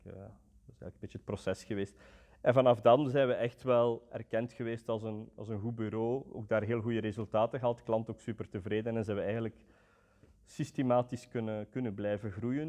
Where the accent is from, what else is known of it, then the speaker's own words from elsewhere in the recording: Roeselare, Flanders, Belgium; also born or lived in Antwerp; ik kom van Roeselare